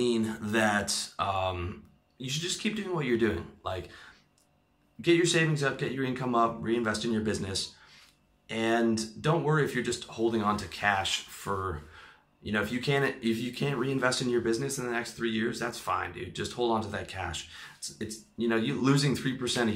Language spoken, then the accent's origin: English; Canada; now in Thailand; I am from Canada